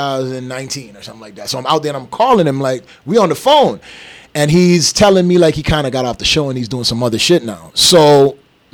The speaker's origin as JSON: {"language": "English", "country": "St. Kitts & Nevis", "also_born_or_lived": "U.S. Virgin Islands", "moved": "yes", "lives_now": "Las Vegas, United States", "said": "I'm from St. Kitts"}